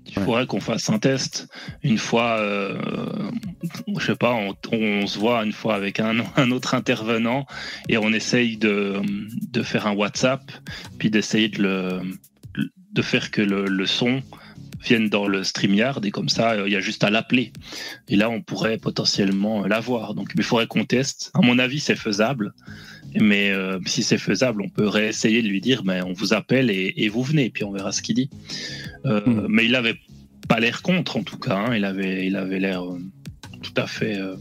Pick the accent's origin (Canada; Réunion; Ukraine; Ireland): Réunion; Je suis un réunionnais